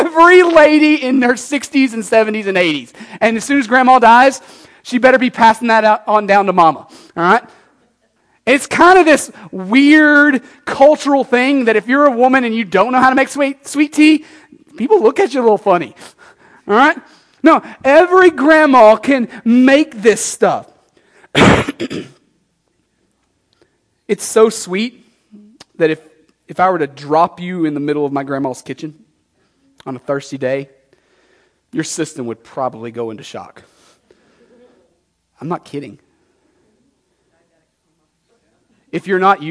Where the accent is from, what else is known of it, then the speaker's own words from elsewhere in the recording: Texas, United States; moved away as an adult; now in Nashua, United States; I grew up in Texas, as you can tell